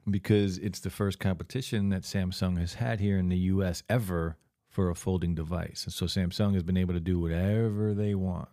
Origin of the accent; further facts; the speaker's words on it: Lakewood, United States; growing up in Lakewood